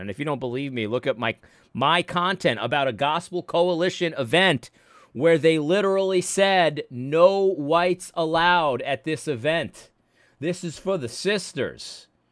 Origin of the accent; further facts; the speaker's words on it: United States; I'm an American